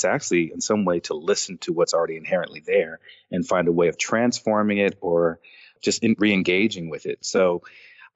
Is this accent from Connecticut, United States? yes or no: no; Los Angeles, California, United States; growing up in Los Angeles and doing graffiti